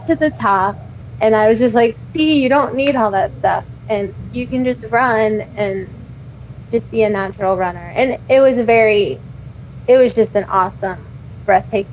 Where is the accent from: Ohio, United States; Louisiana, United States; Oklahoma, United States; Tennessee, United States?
Ohio, United States; Cincinnati; my hometown. I love Cincinnati and I love Ohio